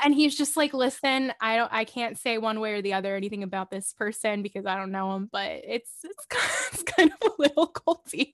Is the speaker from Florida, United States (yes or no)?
yes; Miami, Fort Lauderdale area, South Florida, United States; moved away as an adult; also born or lived in Orlando, Florida; now in Los Angeles, United States; I grew up in the South Florida, Miami, Fort Lauderdale area